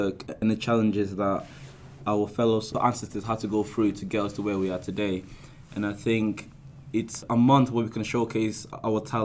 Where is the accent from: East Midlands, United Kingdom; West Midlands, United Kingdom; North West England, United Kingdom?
North West England, United Kingdom; Manchester; moved away as an adult; now in Leeds, United Kingdom; I come from Manchester